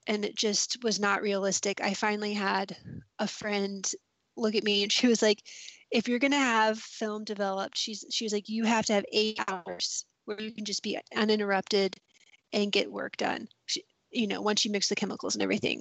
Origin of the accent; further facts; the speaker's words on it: Columbia, South Carolina, United States; moved away as an adult; also born or lived in Oxford, Mississippi; now in Mississippi, United States; I grew up in Columbia, South Carolina, and lived in the city and thought I lived in a small town